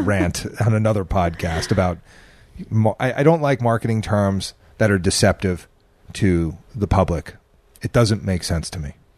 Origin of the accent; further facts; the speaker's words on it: New Jersey, United States; moved away; growing up in Jersey